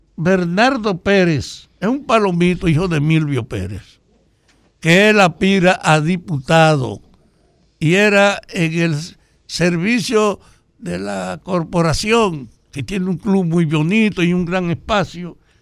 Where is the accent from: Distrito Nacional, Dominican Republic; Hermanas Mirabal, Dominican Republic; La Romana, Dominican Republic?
Hermanas Mirabal, Dominican Republic; Salcedo; que somos de Salcedo